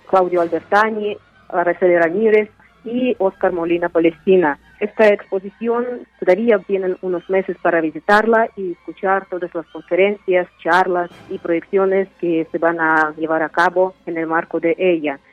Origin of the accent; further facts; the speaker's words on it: Uzbekistan; Spanish is a second language; moved away as an adult; now in Mexico; soy escritora uzbekistanesa de lengua rusa, radico en México desde hace varios años